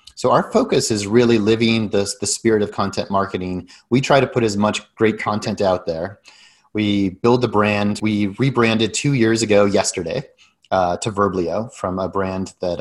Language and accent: English; Denver, Colorado, United States; moved away as an adult; also born or lived in Silicon Valley; I grew up in Denver and then I left for about 20 years, went all around, spent a lot of that in Silicon Valley